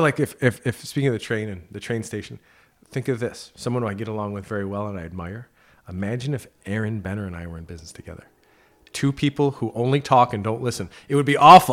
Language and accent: English; near Clifton Park, New York, United States; moved away as an adult; now in Plattsburgh, United States; my first position was at A X A Advisors down in Clifton Park, close, close to my hometown.